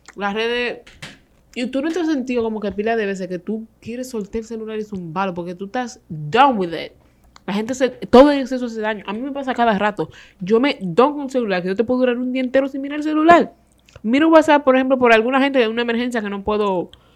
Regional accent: Dominican Republic; somos los dominicanos

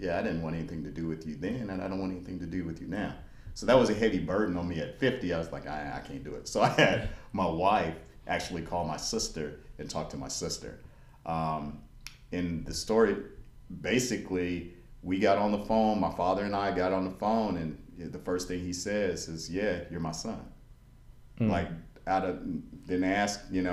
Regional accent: Bowling Green, Kentucky, United States; I was born in Bowling Green, Kentucky.

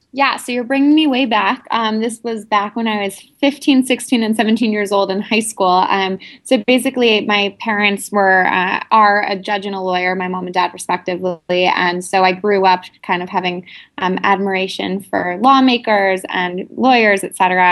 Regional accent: New York City, New York, United States; also born or lived in India; I'm from New York City originally

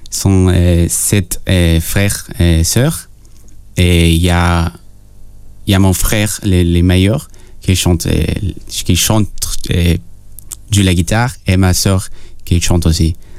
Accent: Peru; French is a second language; moved away; je suis né au Pérou

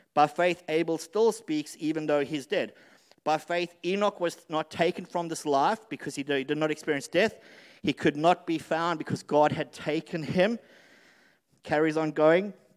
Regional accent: South Africa; moved away; I lived, I grew up in South Africa

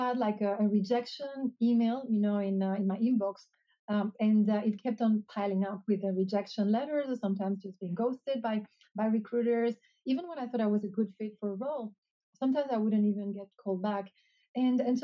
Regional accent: Canary Islands, Spain; also born or lived in Hong Kong; now in Australia; I'm originally from the Canary Islands

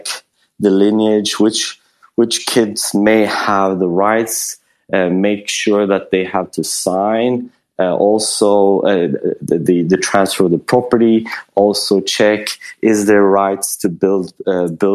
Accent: Sweden; moved away; also born or lived in Bali; I'm from Sweden

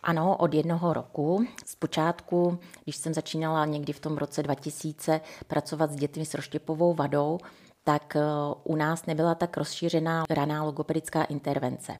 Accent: Ore Mountains, Czechia; moved away; also born or lived in Prague; pocházím z Krušných hor

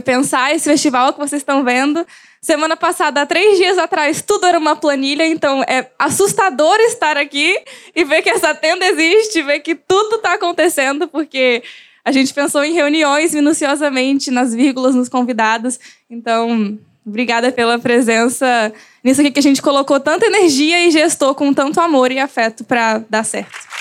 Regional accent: Volta Redonda, Rio de Janeiro, Brazil; sou de Volta Redonda, Rio de Janeiro

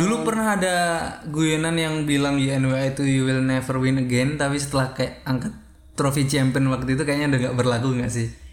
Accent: East Java, Indonesia; accent: East Javanese; moved away as an adult; now in Yogyakarta, Indonesia; aku asli Jawa Timur

